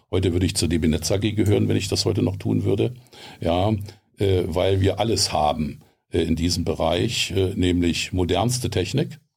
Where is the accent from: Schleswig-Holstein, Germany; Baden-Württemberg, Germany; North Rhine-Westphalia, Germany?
North Rhine-Westphalia, Germany; Herten; born there; Ich bin geboren in Herten, Westfalen.